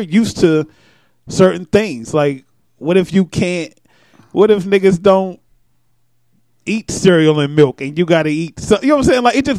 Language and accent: English; Los Angeles, California, United States; I'm from Crenshaw Mafia.